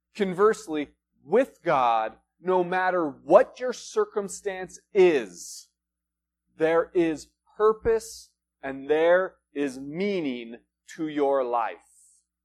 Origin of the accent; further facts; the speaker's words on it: Front Range, United States; now in Flagstaff, United States; we're originally from the Front Range